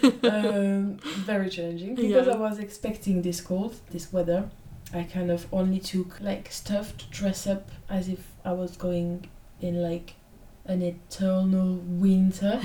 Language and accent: English; France; English is a second language; moved away as an adult; now in London, United Kingdom